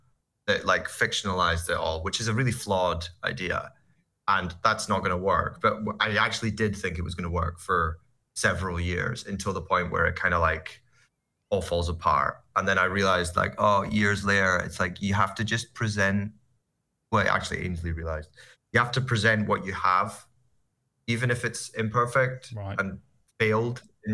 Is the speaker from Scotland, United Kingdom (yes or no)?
yes; Scotland, United Kingdom; I'm Scottish